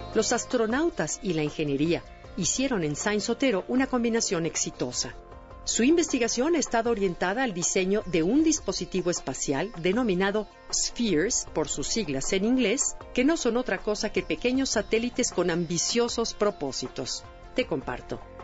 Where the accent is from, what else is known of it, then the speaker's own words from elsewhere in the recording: Mexico; somos los mexicanos